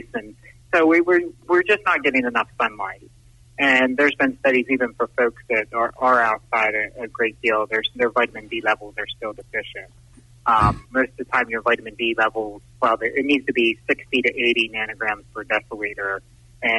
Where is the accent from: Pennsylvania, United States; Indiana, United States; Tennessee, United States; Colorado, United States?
Pennsylvania, United States; Waynesboro; I was a graduate from Waynesboro High School back three decades ago now